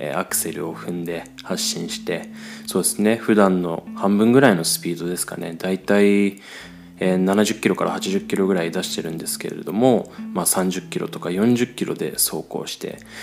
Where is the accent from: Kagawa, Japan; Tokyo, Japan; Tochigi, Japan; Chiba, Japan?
Chiba, Japan; moved away as an adult; now in Austria; 僕もですね、まあ、日本の千葉出身ですので